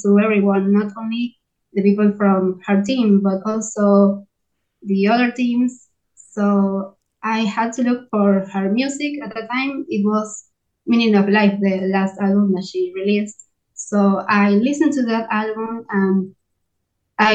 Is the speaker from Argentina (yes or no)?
yes; Argentina; English is a second language; I'm from Argentina